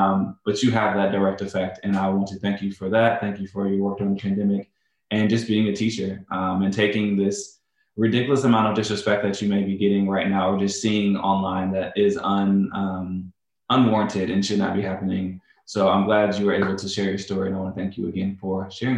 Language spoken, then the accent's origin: English; Chicago, Illinois, United States; and maybe only teacher from Chicago, of the great state of Illinois, of course.